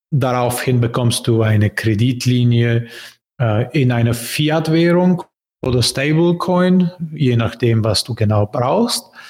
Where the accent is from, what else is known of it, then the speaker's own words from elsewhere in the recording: Bulgaria; German is a second language; moved away; also born or lived in Berlin, Germany; Bulgarien, mein Heimatland